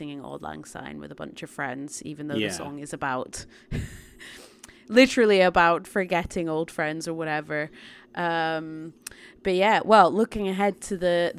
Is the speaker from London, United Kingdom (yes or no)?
no; Scotland, United Kingdom; growing up in Scotland